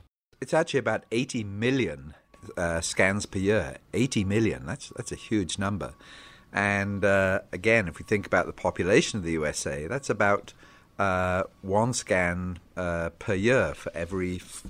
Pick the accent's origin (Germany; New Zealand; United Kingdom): United Kingdom; England; now in United States; And coming back to where I came from England, the CT scan rate is much, much less.